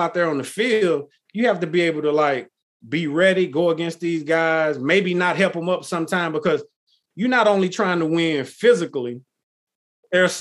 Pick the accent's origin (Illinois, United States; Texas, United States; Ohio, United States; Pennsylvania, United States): Texas, United States; I grew up in Texas